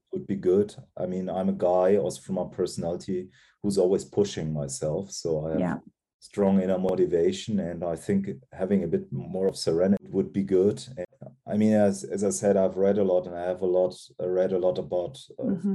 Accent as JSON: {"language": "English", "town": "Cologne", "region": "North Rhine-Westphalia", "country": "Germany", "tie": "born or raised there", "also_born_or_lived": "Giessen", "said": "Cologne, where mm-hmm. Uh, what is my hometown"}